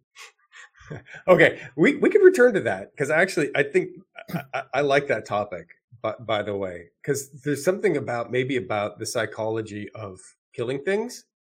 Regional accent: Canada; moved away as an adult; now in United States; I was born and raised in Canada. I spent my first 25 years in Canada

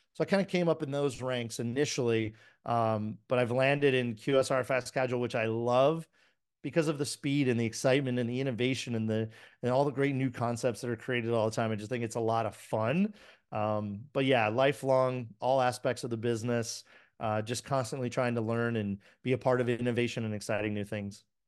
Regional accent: Miami, Florida, United States; I grew up in the seventies and early eighties. So, you know, and I'm from Miami

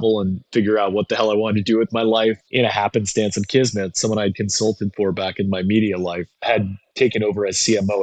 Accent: New York City, New York, United States; I was born in New York City, downtown, right by Washington Square

